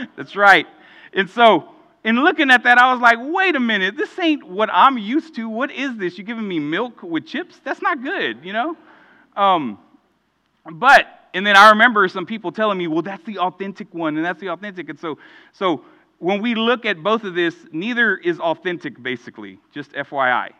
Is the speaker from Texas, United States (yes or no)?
yes; Houston, Texas, United States; growing up in Houston